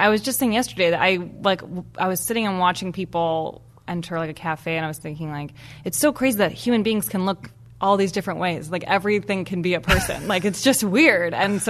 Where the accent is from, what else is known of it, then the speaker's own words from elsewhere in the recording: Evanston, Illinois, United States; moved away; anytime I go home, I really realize how lucky I was to have grown up there.